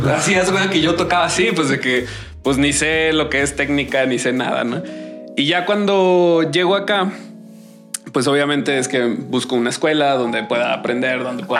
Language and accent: Spanish; San José del Cabo, Baja California Sur, Mexico; moved away as an adult; now in Guadalajara, Mexico; yo soy de San José del Cabo